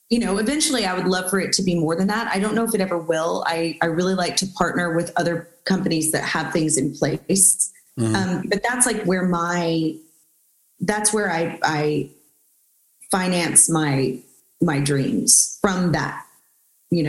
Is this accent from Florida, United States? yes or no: no; Houston, Texas, United States; We're both from Houston, actually.